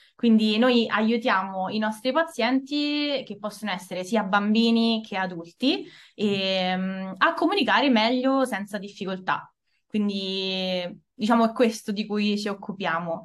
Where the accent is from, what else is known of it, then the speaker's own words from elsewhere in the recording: Italy; accent: Italian; sono nata e cresciuta in Italia da genitori italiani